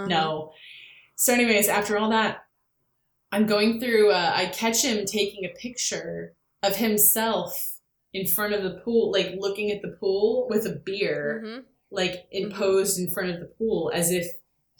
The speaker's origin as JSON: {"language": "English", "region": "California", "country": "United States", "tie": "born or raised there", "moved": "yes", "lives_now": "New York, United States", "said": "when I was growing up in California, I had three outdoor cats"}